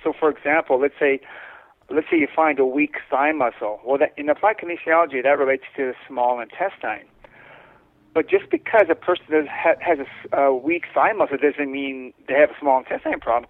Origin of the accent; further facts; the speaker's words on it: Winnipeg, Manitoba, Canada; I grew up in Winnipeg, uh, Manitoba